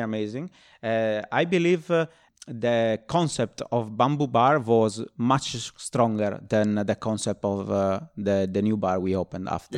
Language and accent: English; Nuoro, Sardinia, Italy; also born or lived in Rome; now in London, United Kingdom; born in Rome and, uh, grew up in, uh, Sardinia, in Nuoro, which is like a very small town